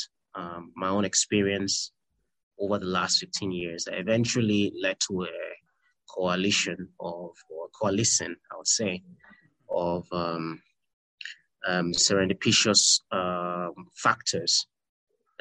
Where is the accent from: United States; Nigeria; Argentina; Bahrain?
Nigeria; moved away; I'm Nigerian by nationality